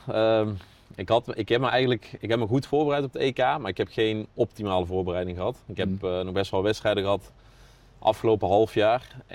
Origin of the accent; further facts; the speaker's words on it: North Brabant, Netherlands; now in Apeldoorn, Netherlands; Maar ik, ik, ik, woon ook in de weekenden nog wel in Brabant en daar ben ik ook nog graag. Dus ja, door de week in Apeldoorn, het weekend in Brabant.